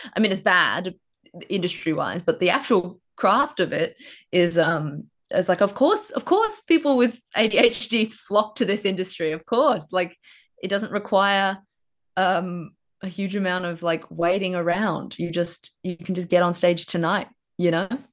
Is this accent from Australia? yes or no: yes; Queensland, Australia; moved away as an adult; also born or lived in Brisbane; now in Melbourne, Australia; I moved down here from Queensland right in time for the pandemic. And because my ra, flatmate and I were from Queensland, we'd never seen a rabbit before